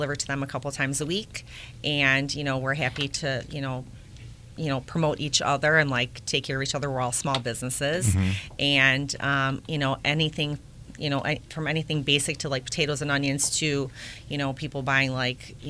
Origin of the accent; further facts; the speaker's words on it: Chicago, Illinois, United States; now in Indiana, United States; I grew up in Chicago, came to Indiana over 30 years ago